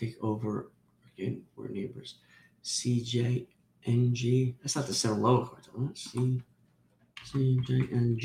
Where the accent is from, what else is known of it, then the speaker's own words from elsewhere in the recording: Piscataway, New Jersey, United States; moved away; I'm originally from New Jersey